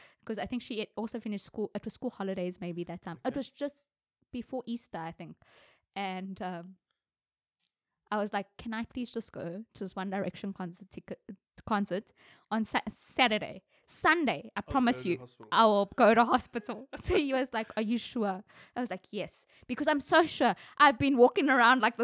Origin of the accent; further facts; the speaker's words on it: South Africa; I'm South Indian. I don't know from where I am in India. I'm very South African